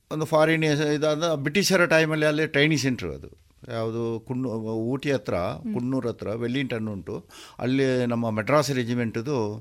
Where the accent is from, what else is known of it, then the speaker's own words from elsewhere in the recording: Puttur, Karnataka, India; moved away as an adult; ನಮ್ಮದು ಹುಟ್ಟೂರು ಇದೆ ಪುತ್ತೂರು ಕೆಮ್ಮಯ್ಯಲ್ಲಿ